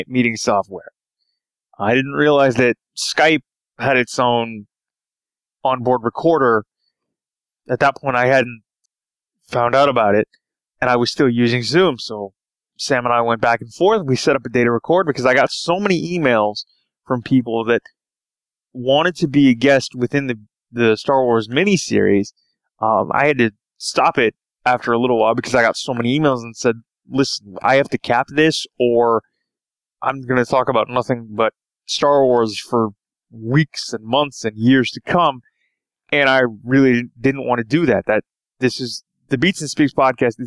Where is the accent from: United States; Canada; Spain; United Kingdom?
Canada; Toronto, Ontario; I am from Toronto, Canada